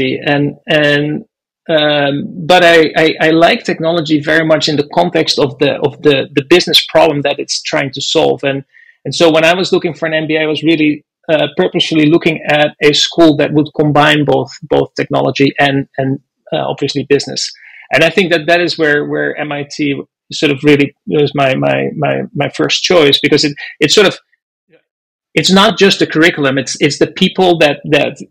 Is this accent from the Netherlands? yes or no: yes; Netherlands; moved away as an adult; also born or lived in Boston; now in United States; I grew up in the Netherlands, did an aeronautical engineering degree there